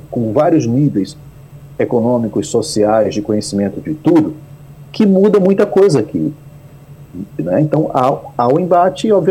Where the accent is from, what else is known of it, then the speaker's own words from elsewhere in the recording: Northeast Region, Brazil; Eu sou nordestino, mas o fato de não ter um sotaque muito forte do Nordeste, né, é, é, é, me facilita a vida em relação a outro nordestino que está aqui com um sotaque muito forte.